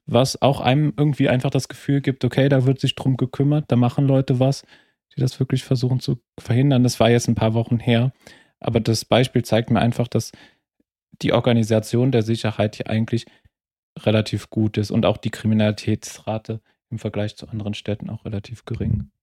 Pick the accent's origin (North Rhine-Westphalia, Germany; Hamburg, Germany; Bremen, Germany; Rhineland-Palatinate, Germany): Rhineland-Palatinate, Germany; Trier; first language German; now in Vienna, Austria; meiner Heimatstadt Trier